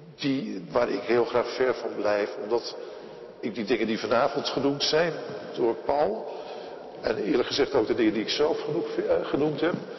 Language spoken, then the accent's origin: Dutch; Netherlands; wij als Nederlanders